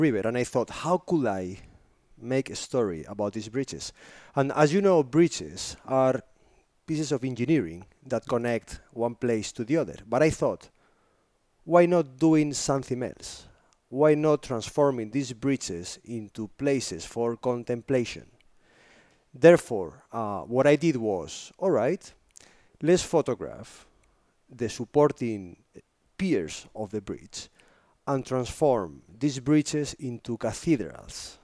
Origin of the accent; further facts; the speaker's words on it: northern Spain, Spain; English is a second language; moved away; I come from a very little city, northern Spain